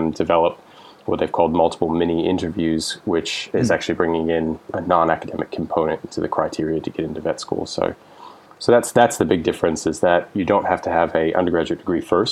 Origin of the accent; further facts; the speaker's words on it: West Palm Beach, Florida, United States; moved away as an adult; also born or lived in Gainesville, Florida; now in New Zealand; I'm originally from Florida, so I was born and raised in West Palm